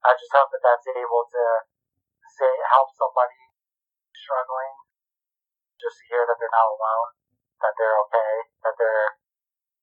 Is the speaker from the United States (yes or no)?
yes; East Coast, United States; moved away as an adult; also born or lived in Jackson Hole, Wyoming / Colorado / Tucson, Arizona; We grew up in the East Coast